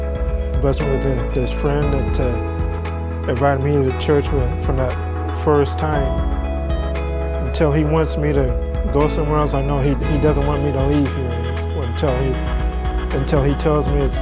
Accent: Colorado Springs, Colorado, United States; also born or lived in Chinook, Kansas; now in San Antonio, United States; Originally, I'm from Colorado Springs, Colorado. Moved to Chinook, Kansas with my adopted parents. And then from there, we moved here to San Antonio, and I went to Lee High School

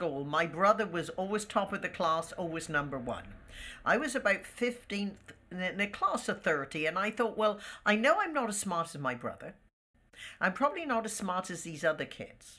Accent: United Kingdom; moved away; there was always a certain camaraderie with being British.

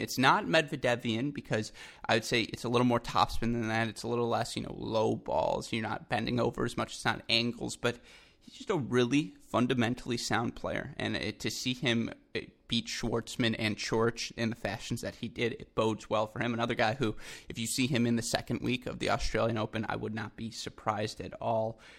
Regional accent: Ann Arbor, Michigan, United States; my hometown

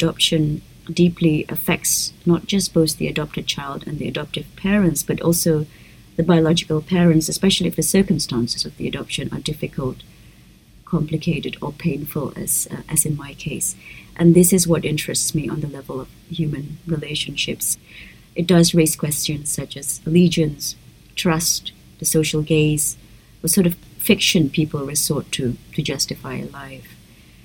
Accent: Jakarta, Indonesia; also born or lived in Perth, Australia; growing up in Indonesia as a woman

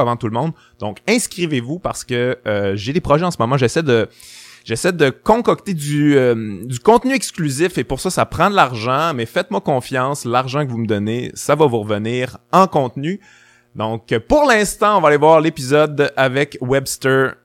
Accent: Quebec City, Quebec, Canada; je, viens de Québec, j'ai grandi à Québec

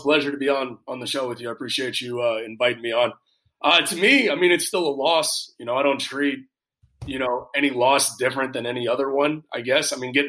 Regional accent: Houston, Texas, United States; I grew up here in Houston.

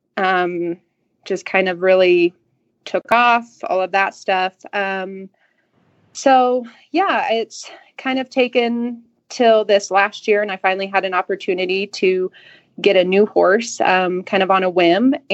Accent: Colorado, United States; I grew up in Colorado. I'm a Colorado native.

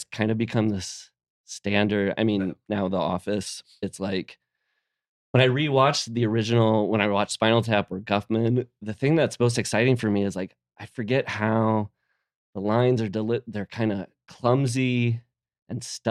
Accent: Midwest, United States; moved away; growing up in the Midwest

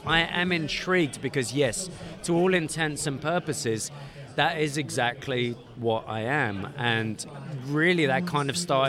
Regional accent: London, United Kingdom; moved away as an adult; now in Atlanta, United States; I am a Londoner

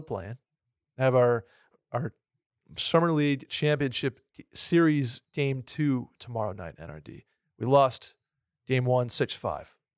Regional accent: Saratoga Springs, New York, United States; also born or lived in Rochester, New York / Vermont; now in Austin, United States; I was born in Rochester, New York, started playing hockey at three, four years old in Saratoga

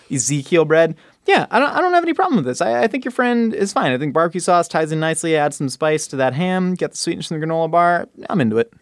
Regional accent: California, United States; growing up in California

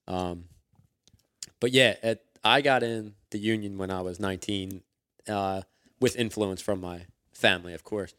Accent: Philadelphia, Pennsylvania, United States; I grew up in Northeast Philadelphia

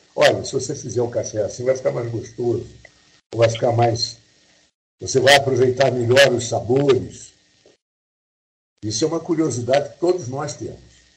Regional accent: Brazil; eu sou brasileiro

